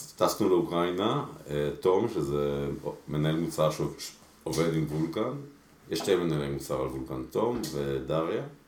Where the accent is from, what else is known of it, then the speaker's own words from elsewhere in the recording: Israel; also born or lived in Mexico City, Mexico; עלינו לארץ כשהייתי ממש קטן, הייתי בן חמש, אה, לקיבוץ אנדור